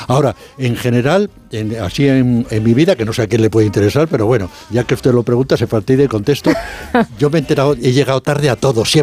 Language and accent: Spanish; Morocco; moved away; Yo que nací en, en Marruecos también he vivido 20 años allí